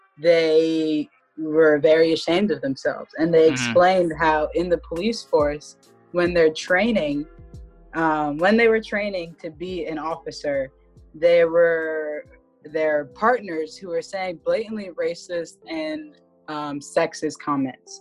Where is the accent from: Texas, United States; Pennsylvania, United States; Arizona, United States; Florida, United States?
Pennsylvania, United States; Philadelphia; I'm from Philadelphia